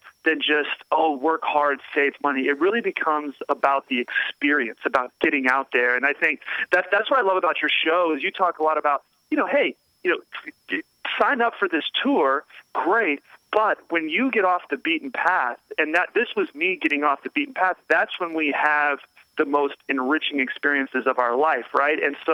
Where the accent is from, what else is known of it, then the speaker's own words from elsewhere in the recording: Raleigh, North Carolina, United States; I'm from Raleigh, North Carolina